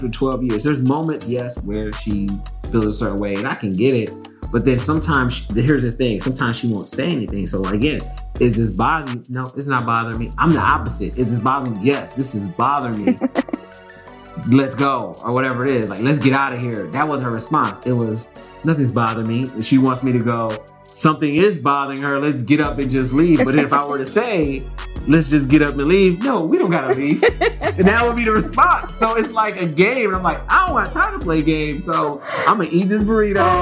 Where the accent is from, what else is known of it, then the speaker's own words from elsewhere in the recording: Cleveland, Ohio, United States; moved away as an adult; now in Los Angeles, United States; we're from Cleveland. Like, we're proud of being from Cleveland